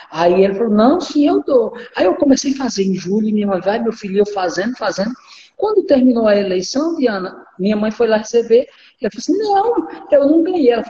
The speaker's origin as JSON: {"language": "Portuguese", "region": "Northeast Region", "country": "Brazil", "tie": "born or raised there", "moved": "as an adult", "lives_now": "Rondônia, Brazil", "said": "da minha infância até quando eu saí do Nordeste não foi nada fácil. Foi uma vida muito difícil. Foi muita dureza, muita dificuldade, muita, muita escassez. Né? Eu vivi muito escassez. Eu costumo dizer que eu vim comprar roupa em Rondônia com 20 anos"}